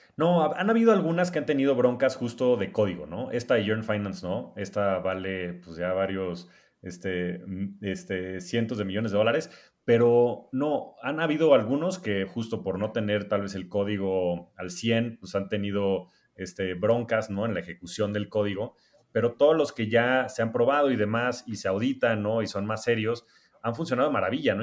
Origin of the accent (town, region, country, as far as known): Mexico